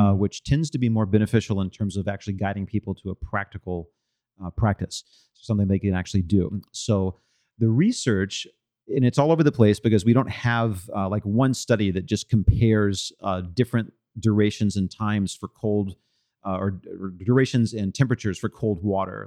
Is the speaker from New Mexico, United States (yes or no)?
no; Austin, Texas, United States; when I was a kid growing up in Austin